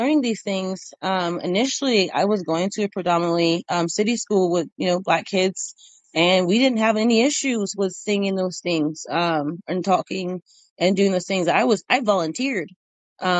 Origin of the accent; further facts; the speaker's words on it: Albany, Indiana, United States; I grew up in Indiana, out in rural Indiana. You ever heard of Muncie? I grew up in Albany, cornfields, bean fields